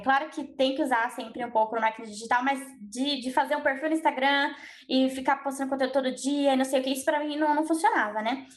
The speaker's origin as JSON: {"language": "Portuguese", "region": "São Paulo", "country": "Brazil", "also_born_or_lived": "Australia", "said": "eu sou de São Paulo, né? Eu estava morando na Austrália até março e eu voltei para cá"}